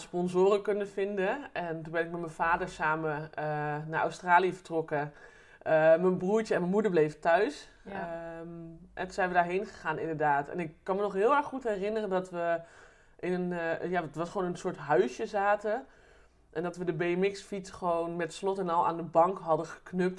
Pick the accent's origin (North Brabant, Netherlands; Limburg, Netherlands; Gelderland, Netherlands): Gelderland, Netherlands; Eerbeek; also born or lived in Deventer; ik ben geboren in Deventer. En mijn ouders zijn weer verhuisd naar Eerbeek